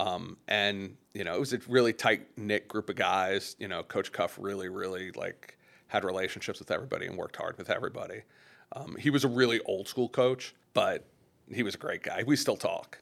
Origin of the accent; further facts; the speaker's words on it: Long Island, New York, United States; I grew up on Long Island